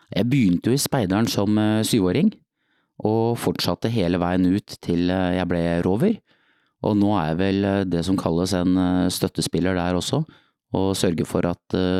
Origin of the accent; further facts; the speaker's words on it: Nøtterøy, Vestfold, Norway; i annen Nøtterøy speidergruppen på Nøtterøy der jeg vokste opp